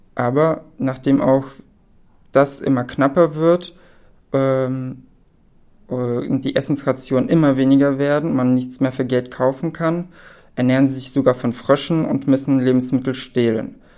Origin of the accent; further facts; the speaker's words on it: Berlin, Germany; also born or lived in Poland; ich bin gebürtig aus Polen, aber lebe schon mein ganzes Leben in Berlin